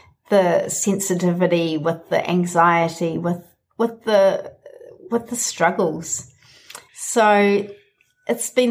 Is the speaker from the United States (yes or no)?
no; New Zealand; my home country, New Zealand